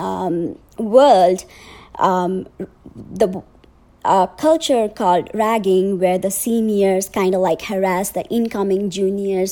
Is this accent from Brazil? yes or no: no; Nepal; moved away; I'm originally from Nepal